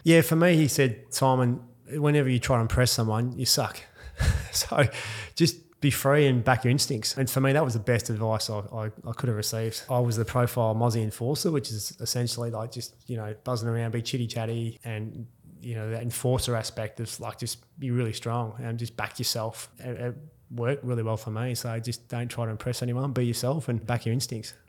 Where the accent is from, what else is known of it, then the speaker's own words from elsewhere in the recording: Perth, Western Australia, Australia; also born or lived in Mount Isa, Queensland; I grew up in grew up in Perth